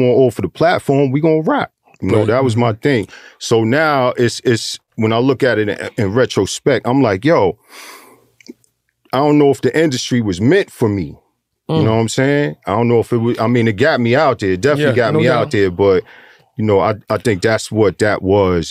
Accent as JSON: {"language": "English", "town": "New York City", "region": "New York", "country": "United States", "tie": "born or raised there", "also_born_or_lived": "Harlem, New York", "said": "I grew up in Flushing"}